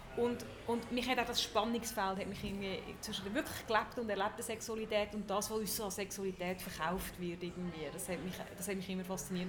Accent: Zug, Switzerland; ich bin in Zug aufgewachsen

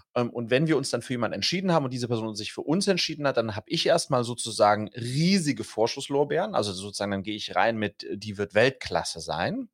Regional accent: Wiesbaden, Hesse, Germany; wir kommen ja beide aus Wiesbaden und wir sind beide aus Gutenberg-Gymnasium gegangen

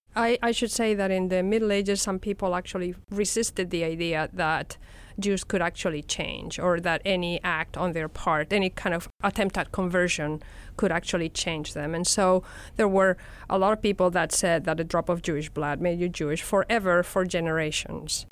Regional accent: Madrid, Community of Madrid, Spain; accent: Spanish; English is a second language; my accent gave me out as a Spanish citizen

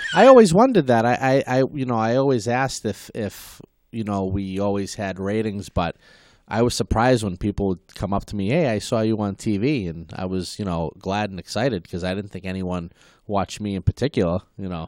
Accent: Malden, Massachusetts, United States; I was, uh, born and raised in Maplewood, uh, Webster Street

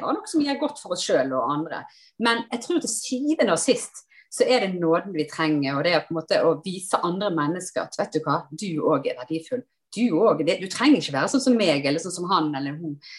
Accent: Sotra, Vestland, Norway; moved away as an adult; also born or lived in Oslo; jeg kommer kom jo fra Sotra, så kommer jeg til storbyen Oslo.

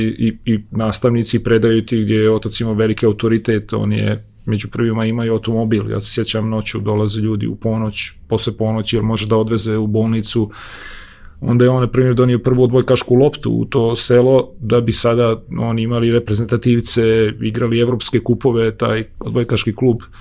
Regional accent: Domaljevac, Federation of Bosnia and Herzegovina, Bosnia & Herzegovina; moved away; also born or lived in Gradačac; Ja sam rođen u Grdačcu, jer je tamo bilo porodilište. Odrastao sam u jednom selu Domaljevac njegovo ime pored Bosanskog šanca. A moji su iz Kolašina i otac i majka

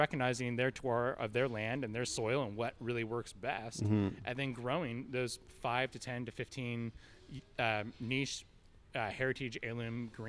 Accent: Napa, California, United States; I was born and raised in Napa

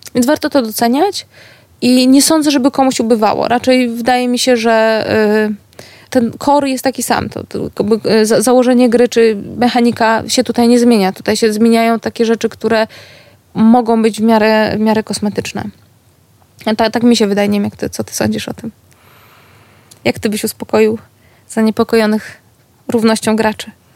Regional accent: Gdańsk, Pomeranian Voivodeship, Poland; jestem z Gdańska, z miasta, które było portowo-handlowe

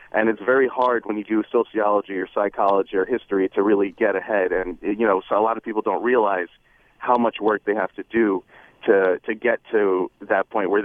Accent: New York City, New York, United States; also born or lived in Boston; I'm from East Flatbush, Brooklyn. A single parent household.

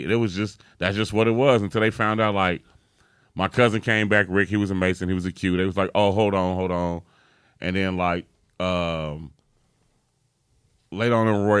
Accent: Chicago, Illinois, United States; I grew up in Chicago and knew hella drug dealers from like Ada Park, Morgan Park area, Fernwood, Mount Vernon projects

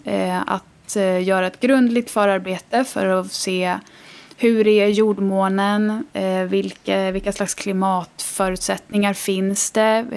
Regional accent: Stockholm, Stockholm County, Sweden; moved away as an adult; also born or lived in Italy; now in Gotland, Sweden; jag är eh, ursprungligen från Stockholm.

